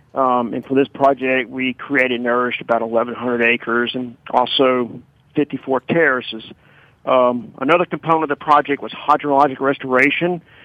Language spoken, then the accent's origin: English; Baton Rouge, Louisiana, United States; I'm from Baton Rouge. I've been here all my life, never left